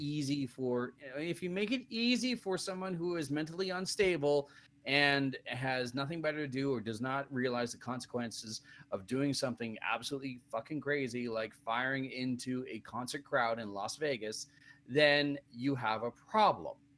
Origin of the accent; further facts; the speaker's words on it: Canada; me being Canadian